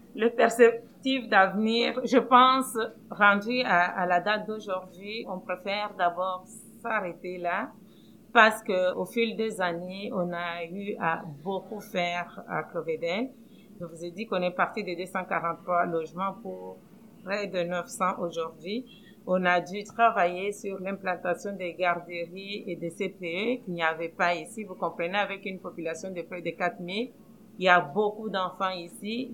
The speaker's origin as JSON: {"language": "French", "country": "DR Congo", "also_born_or_lived": "Pierrefonds-Roxboro, Montreal, Canada", "moved": "as an adult", "lives_now": "Montreal, Canada", "said": "Je viens du Congo, République démocratique du Congo, en Afrique centrale"}